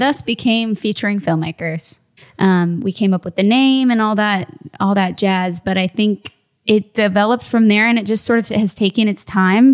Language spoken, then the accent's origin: English; Midwest, United States; now in Phoenix, United States; I'm originally from the Midwest